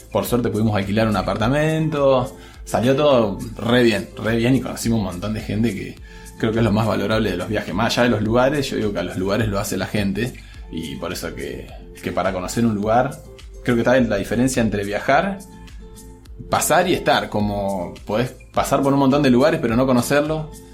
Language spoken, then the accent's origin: Spanish; Argentina